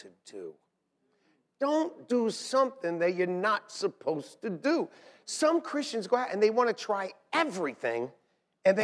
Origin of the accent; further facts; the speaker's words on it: New York City, New York, United States; We're from Staten Island